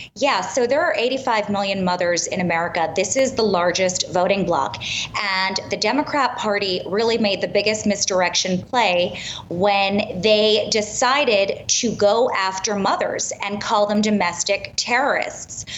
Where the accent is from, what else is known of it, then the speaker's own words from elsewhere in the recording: New York City, New York, United States; I'm born and raised in Manhattan